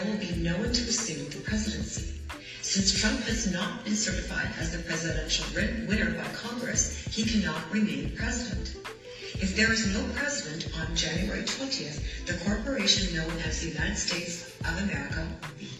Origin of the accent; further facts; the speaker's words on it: Canada; I'm Canadian